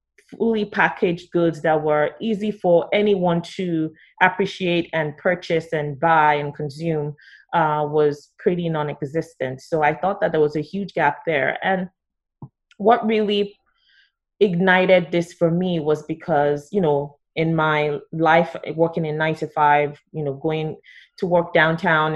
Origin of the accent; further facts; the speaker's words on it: Lagos, Nigeria; moved away as an adult; also born or lived in Winnipeg, Canada; now in Toronto, Canada; I am Nigerian by birth. I moved to Canada as an international student about 15 years ago, over 15 years ago now. And I went to Winnipeg, University of Winnipeg, freezing cold, came from Lagos, from Lagos to Winnipeg